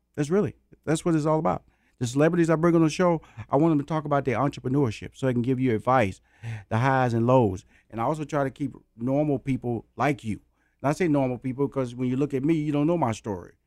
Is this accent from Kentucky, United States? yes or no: no; Houston, Texas, United States; my hometown of Houston, Texas